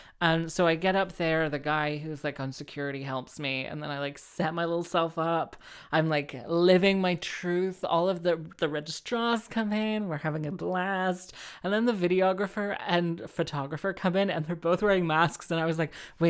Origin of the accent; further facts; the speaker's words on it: Cardiff, Wales, United Kingdom; So like, I'm from Cardiff.